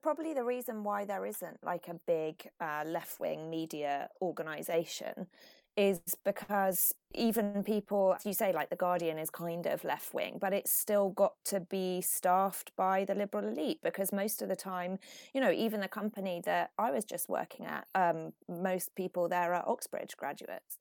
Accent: Finland; now in United Kingdom; I was brought up in Finland, which is, you know, not only white, but like very white.

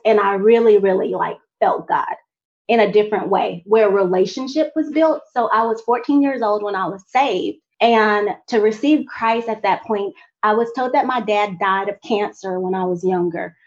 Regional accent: Montgomery, Alabama, United States; I was from Montgomery

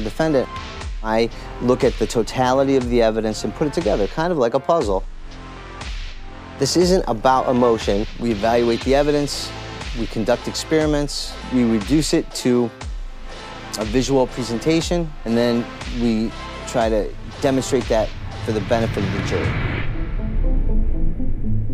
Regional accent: Cleveland, Ohio, United States; moved away as an adult; now in Los Angeles, United States; I lived in Cleveland all my life, born and raised here.

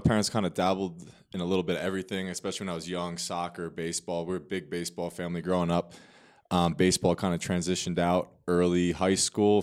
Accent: Manasquan, New Jersey, United States; moved away as an adult; I am born and raised in New Jersey, Monmouth County, so Manasquan, New Jersey.

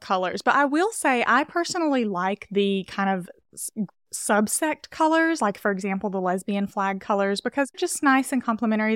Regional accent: Castleberry, Alabama, United States; moved away as an adult; also born or lived in Birmingham, Alabama; now in Los Angeles, United States; I'm originally from Alabama, from, like, a really rural town in Alabama

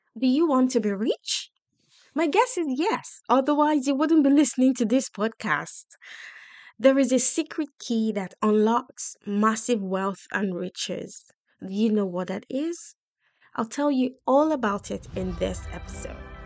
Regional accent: Nigeria; moved away as an adult; also born or lived in United Kingdom; I come from Nigeria in Africa, and I came with, like, work ethics

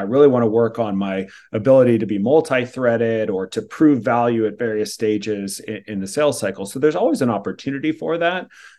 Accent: California, United States; the way I grew up in Silicon Valley was like, this is just what people do.

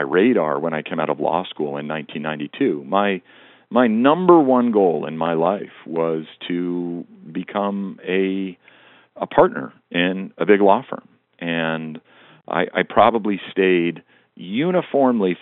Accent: Western Montana, United States; I grew up in Western Montana

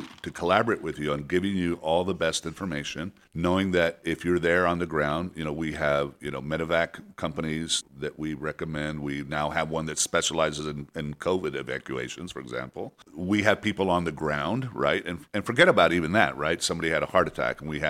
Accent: Mexico City, Mexico; I was born in Mexico City.

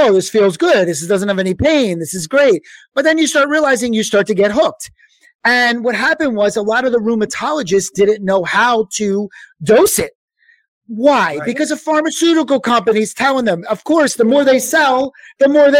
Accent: Philadelphia, Pennsylvania, United States; I'm from Philadelphia

